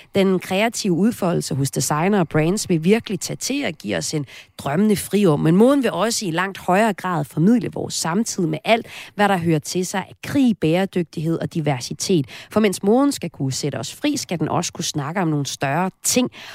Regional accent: Himmerland, North Denmark Region, Denmark; Jeg er nemlig også fra Himmerland

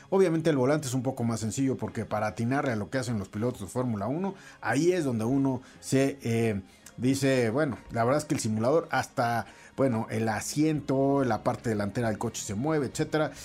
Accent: Mexico; como mexicanos

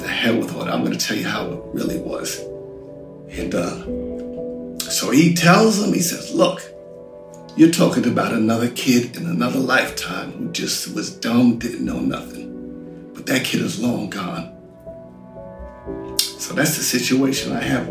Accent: United Kingdom; I'm British

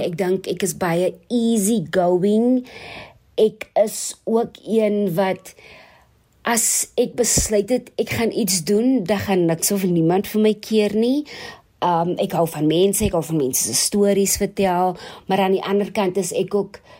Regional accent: Worcester, Western Cape, South Africa; now in Johannesburg, South Africa; Ek is oorspronklik van Woester waar ek seker is dit vanaand baie baie warm is. Ek het my laerskoolloopbaan begin by Essen Park Primêre Skool

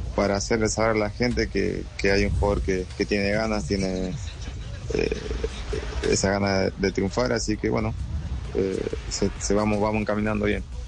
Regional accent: Charata, Chaco, Argentina; moved away; vengo de, Argentina, de un pueblo que se llama Charata Chaco

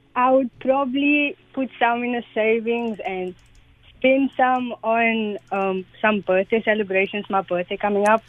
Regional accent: Cape Town, Western Cape, South Africa; from Retreat in Cape Town

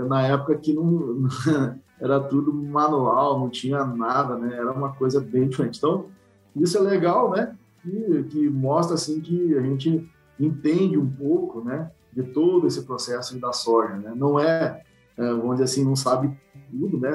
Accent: Santo Augusto, Rio Grande do Sul, Brazil; moved away as an adult; also born or lived in Santa Maria; now in Bahia, Brazil; eu sou natural do Rio Grande do Sul, de Santo Augusto, região noroeste do Rio Grande do Sul

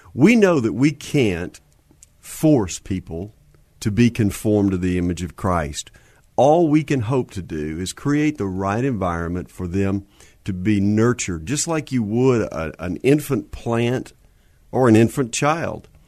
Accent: Houston, Texas, United States; also born or lived in Marshall, Texas; I was born in Houston

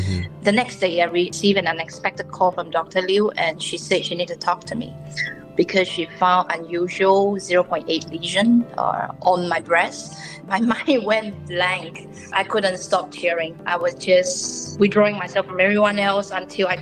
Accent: Sabah, Malaysia; also born or lived in Perak, Malaysia; now in Singapore; I was actually born in Perak, but growing up in Sabah because of my family, they had business there.

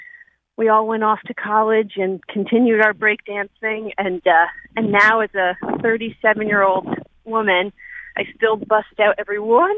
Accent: New Haven, Connecticut, United States; I grew up in New Haven and was hanging around in downtown New Haven in the 90s with my best friends

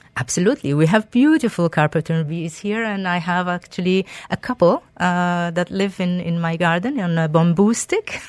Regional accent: Algeria; moved away; I am originally from Algeria. a beautiful Mediterranean, uh, country

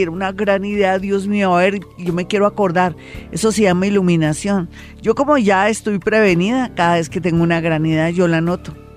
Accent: Colombia; somos colombianos

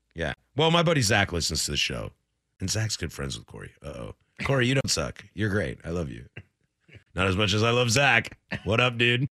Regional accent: Washington, United States; now in Portland, United States; Washington. That's my home state

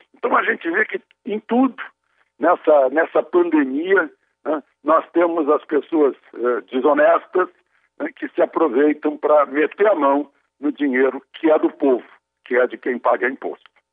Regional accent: Rio Grande do Sul, Brazil; now in Brasília, Brazil; numa região lá do meu estado, lá do Rio Grande do Sul

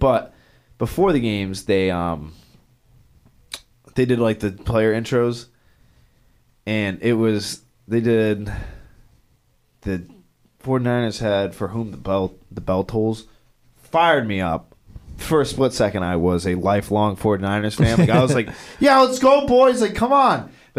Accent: New England, United States; You will never find a bigger Tom Brady hater than me growing up in New England and going through that as a Dolphins fan.

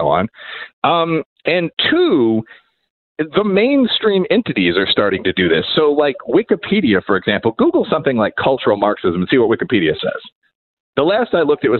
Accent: Aurora, Illinois, United States; I'm from Aurora, Illinois

